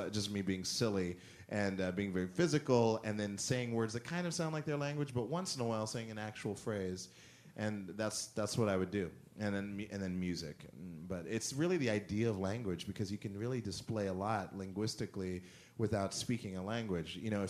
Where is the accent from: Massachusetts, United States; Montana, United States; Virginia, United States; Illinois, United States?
Montana, United States; also born or lived in Germany / Spain / Italy; then I was born in Germany, so we moved like Germany, Spain, Italy, and that's it. And my mother was French, so I heard a lot of different languages as a kid. And then growing up in Montana was like this perfect.